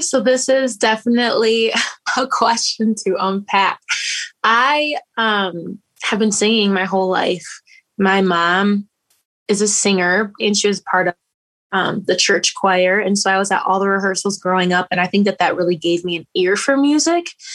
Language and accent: English; Grand Rapids, Michigan, United States; I have been born and raised in Grand Rapids, Michigan